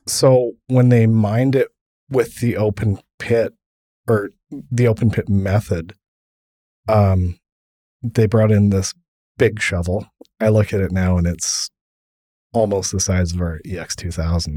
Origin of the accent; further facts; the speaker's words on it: Kimberley, British Columbia, Canada; I grew up in Kimberly